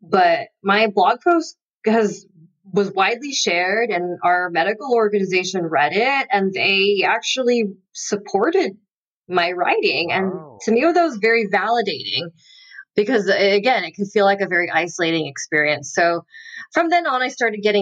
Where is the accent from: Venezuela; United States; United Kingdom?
United States; Southern California; moved away as an adult; also born or lived in North Carolina; I had moved away because I'm from Southern California